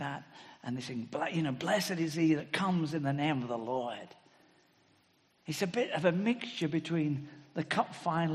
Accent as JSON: {"language": "English", "region": "England", "country": "United Kingdom", "said": "speaking as Englishman"}